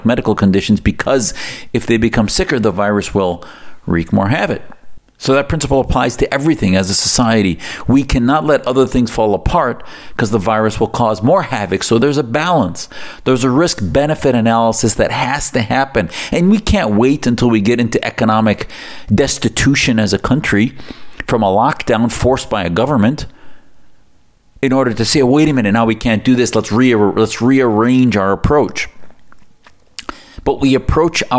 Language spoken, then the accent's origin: English; United States; as an American who sees my country